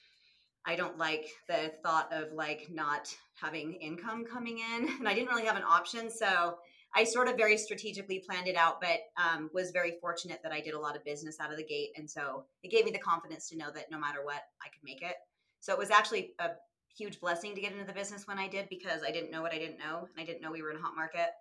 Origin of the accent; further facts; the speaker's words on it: St. George, Utah, United States; moved away as an adult; also born or lived in Salt Lake City, Utah; I'm from Utah. I was born and raised down in southern Utah, down near Lake St. George, and moved to Salt Lake about 28 years ago.